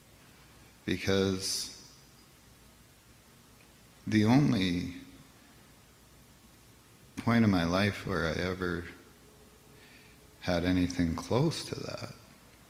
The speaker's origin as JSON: {"language": "English", "country": "Canada", "tie": "born or raised there", "also_born_or_lived": "Victoria, Canada", "moved": "yes", "lives_now": "Alberta, Canada", "said": "I was born on the St. Lawrence River"}